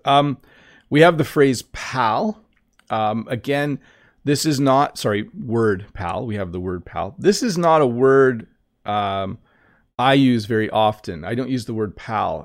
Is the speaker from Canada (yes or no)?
yes; Canada; When I was in kindergarten, so school in Canada goes from kindergarten up